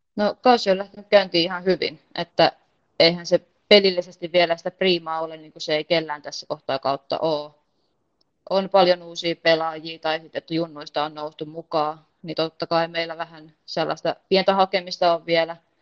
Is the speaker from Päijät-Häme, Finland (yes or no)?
yes; Heinola, Päijät-Häme, Finland; moved away as an adult; also born or lived in Porvoo; now in Mora, Sweden; Heinola, mistä mä itse lähtöisin